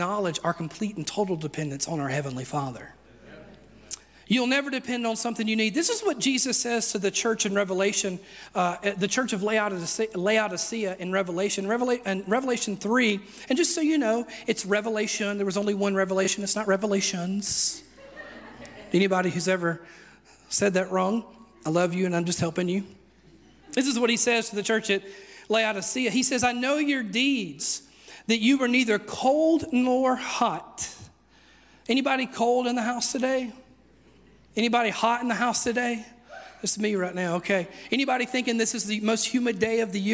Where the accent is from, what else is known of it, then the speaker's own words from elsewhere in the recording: United States; I'm very American.